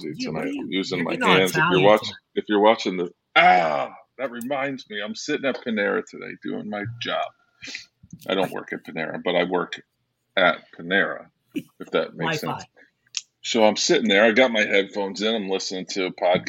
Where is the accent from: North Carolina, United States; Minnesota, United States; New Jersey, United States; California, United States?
New Jersey, United States; Cranford; also born or lived in Verona, New Jersey; now in Texas, United States; And Cranford was this county that I grew up in New Jersey